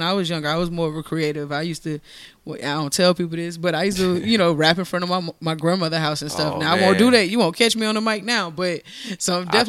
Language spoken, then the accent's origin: English; Monterey, California, United States; born there; So I was born in Monterey, California.